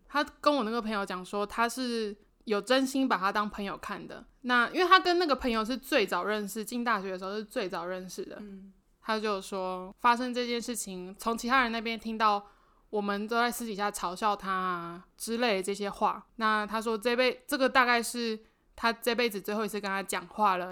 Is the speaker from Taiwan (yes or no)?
yes; Penghu County, Taiwan; 我是澎湖人嘛